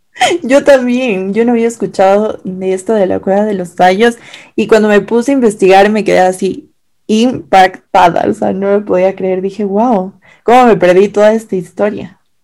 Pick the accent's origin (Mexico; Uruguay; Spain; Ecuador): Ecuador; nosotras somos ecuatorianas, orgullosamente ecuatorianas